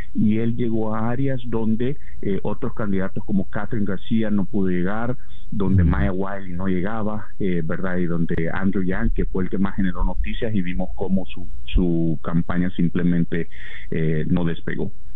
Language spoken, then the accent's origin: Spanish; Venezuela; en nuestro país